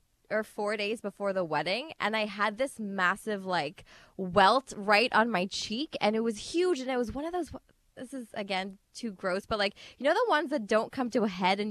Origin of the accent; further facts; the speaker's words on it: Guyana; Just combining traditions because we're an interfaith marriage. Mm. Also, my husband's from Pakistan, I'm from Guyana.